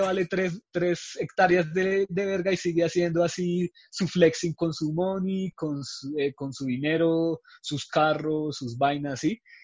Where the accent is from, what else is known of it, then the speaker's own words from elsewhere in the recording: Colombia; nosotros como colombianos